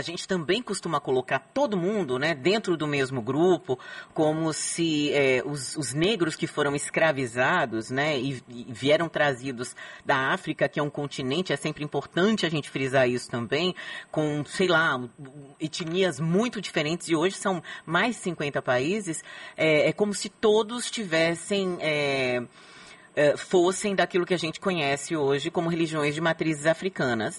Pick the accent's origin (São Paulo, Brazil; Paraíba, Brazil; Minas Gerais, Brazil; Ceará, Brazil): São Paulo, Brazil; now in Salvador, Brazil; Eu também sou, sou paulistana, mas eu digo que hoje eu já sou sotero-paulistana